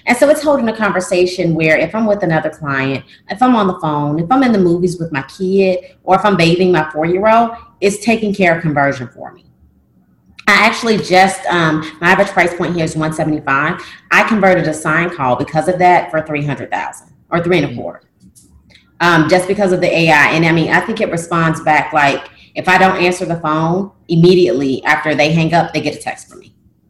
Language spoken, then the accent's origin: English; the South, United States; It's French, and I'm from the South, so – I don't know.